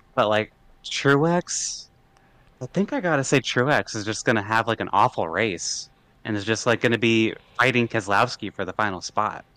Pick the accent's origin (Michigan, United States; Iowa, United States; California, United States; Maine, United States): Iowa, United States; I'm originally from Iowa